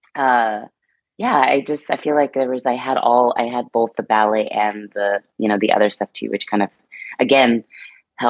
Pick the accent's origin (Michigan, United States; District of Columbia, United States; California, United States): California, United States; I'm from California.